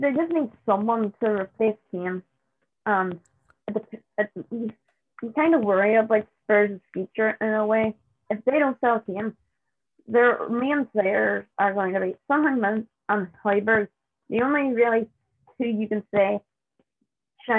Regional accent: Northern Ireland, United Kingdom; I'm from Northern Ireland

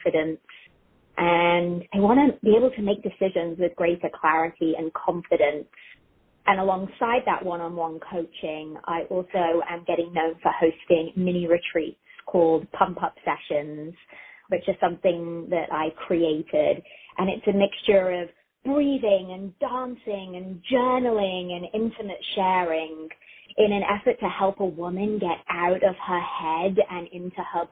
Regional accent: South West England, United Kingdom; accent: English; moved away as an adult; also born or lived in United States; now in Columbus, United States; raised in England, in the southwest of England. And I moved back here when I was about 22.

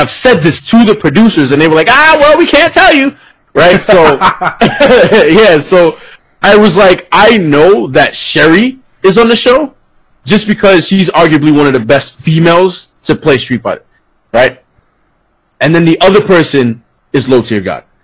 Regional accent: Florida, United States; So if like I'm in Florida, you know what I'm saying? I'm from Florida or I live in Florida.

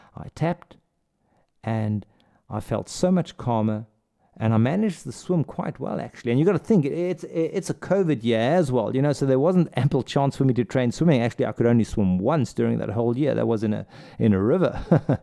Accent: South Africa; also born or lived in Saudi Arabia / India; now in Germany; I'm from South Africa.

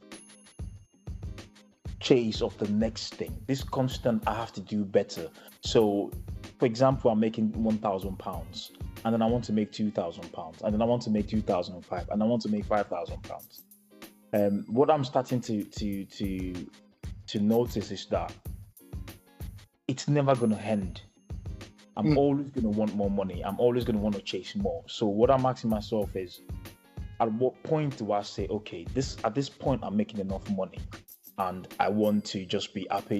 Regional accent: Nigeria; us being Nigerian

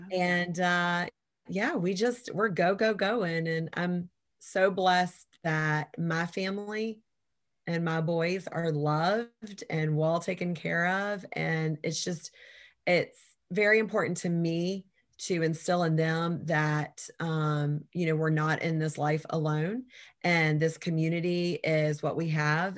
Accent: Savannah, Georgia, United States; I was born and raised in Savannah, Georgia

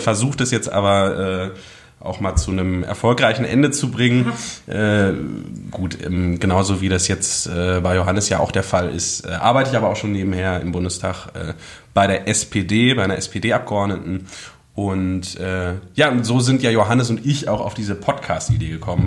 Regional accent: Hagen, North Rhine-Westphalia, Germany; moved away as an adult; now in Berlin, Germany; komme aus dem wunderschönen Hagen in NRW

